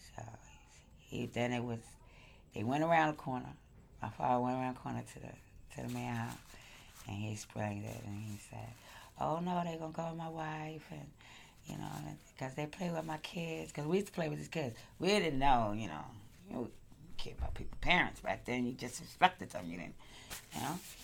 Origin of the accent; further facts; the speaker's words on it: New York City, New York, United States; I grew up in Crown Heights for the best part of my life